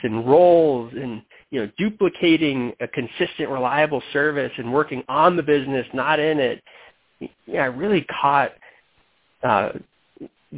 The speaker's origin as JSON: {"language": "English", "town": "Denver", "region": "Colorado", "country": "United States", "also_born_or_lived": "Michigan", "said": "I'm from Denver, Colorado"}